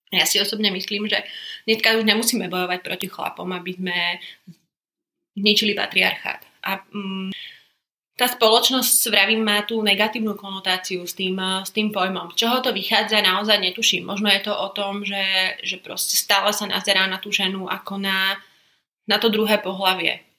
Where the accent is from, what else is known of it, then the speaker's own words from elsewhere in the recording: Košice, Košice Region, Slovakia; also born or lived in London; Milujem Bratislavu, milujem Prahu, ale Košice sú domov. Vyrastala som tu a som rada